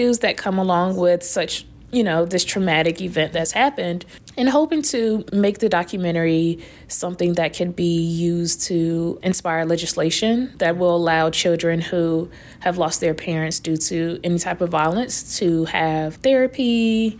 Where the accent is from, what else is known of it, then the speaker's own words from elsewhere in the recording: Raleigh, North Carolina, United States; I'm from Raleigh, North Carolina